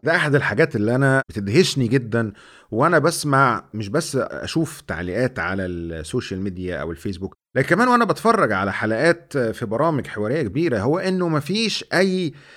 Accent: Egypt; ان انا مصري

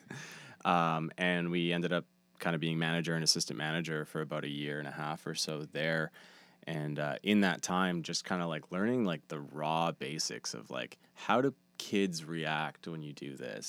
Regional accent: Steinbach, Manitoba, Canada; moved away as an adult; now in Winnipeg, Canada; I was just moving to Winnipeg. I'm from Steinbach.

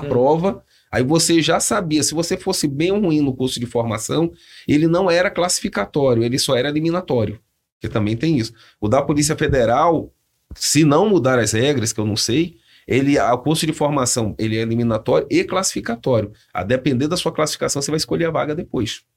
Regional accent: Salvador, Bahia, Brazil; accent: Bahian; moved away as an adult; also born or lived in Campinas (Viracopos); now in São José dos Campos, Brazil; Que sou de Salvador

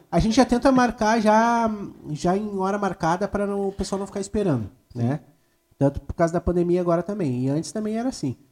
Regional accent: Gravataí, Rio Grande do Sul, Brazil; also born or lived in Cachoeirinha; Eu me criei em Gravataí, em Cachoeirinha

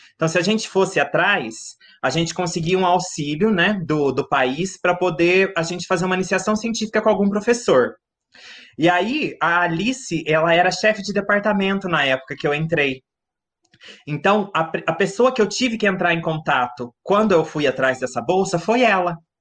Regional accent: Mogi Guaçu, São Paulo, Brazil; also born or lived in Rio Claro; sou natural de Mogi Guaçu, uma cidade do interior pertinho de Rio Claro

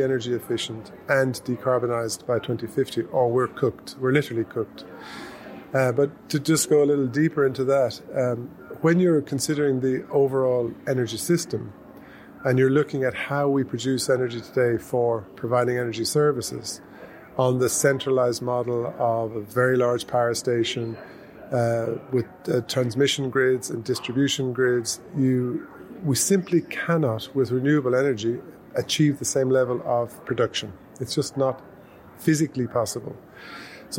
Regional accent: Ireland; now in Victoria, Australia; in Ireland, my home country

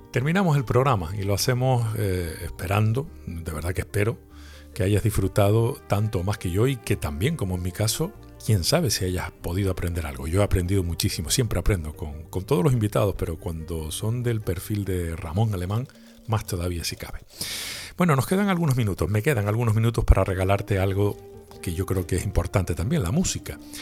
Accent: Canary Islands, Spain; le cantamos a nuestra manera de hablar y a nuestra manera de escribir en las Islas Canarias

